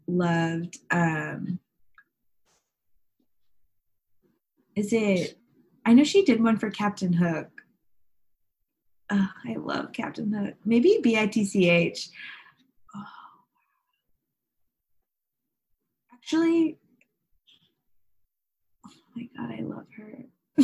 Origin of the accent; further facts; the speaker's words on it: Houston, Texas, United States; I am from Houston, H-Town hotties, as they say